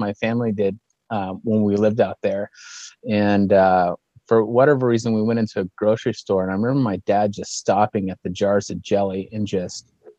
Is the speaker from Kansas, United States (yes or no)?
yes; Junction City, Kansas, United States; moved away as an adult; also born or lived in Seattle; now in Lincoln, United States; No, I was born and raised in Kansas, in a small town right outside of Manhattan, Kansas, called Junction City.